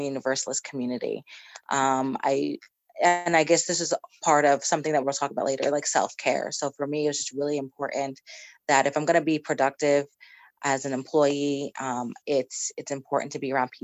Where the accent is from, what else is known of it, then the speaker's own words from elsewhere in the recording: Poughkeepsie, New York, United States; I was raised in the Fellowship of Poughkeepsie, the UU Fellowship of Poughkeepsie